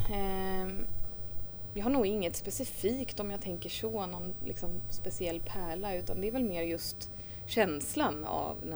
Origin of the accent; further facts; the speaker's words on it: Sweden; also born or lived in Thames, New Zealand; Eh, vi flyttade till Sverige när jag var fyra, så det var inte speciellt länge.